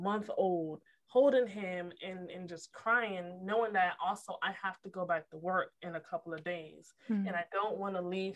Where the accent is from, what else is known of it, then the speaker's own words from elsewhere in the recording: Connecticut, United States; moved away; I'm from Connecticut originally